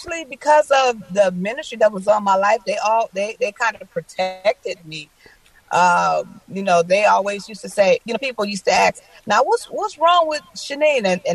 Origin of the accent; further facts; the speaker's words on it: Flint, Michigan, United States; Flint was lovely. You know, just had some challenges, you know, growing up, you know, and actually Talisha Berry and I are from the same city. She's from Flint, Michigan as well.